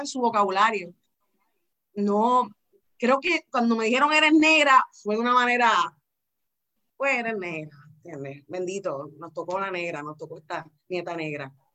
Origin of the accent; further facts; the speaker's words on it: Miami, Florida, United States; yo soy de padres cubanos, mi mamá es puertorriqueña, yo nací en Estados Unidos, Miami, Florida